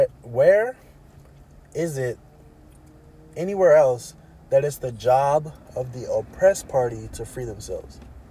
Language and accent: English; Virginia, United States; moved away; So growing up in Virginia, we had a completely different history.